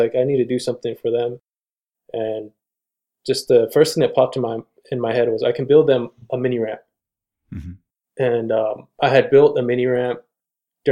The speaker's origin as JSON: {"language": "English", "area": "San Carlos Reservation", "region": "Arizona", "country": "United States", "tie": "born or raised there", "said": "I grew up on the San Carlos Reservation"}